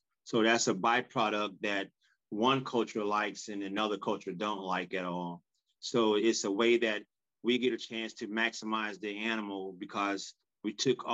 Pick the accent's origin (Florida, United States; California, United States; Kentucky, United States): Florida, United States; growing up in Florida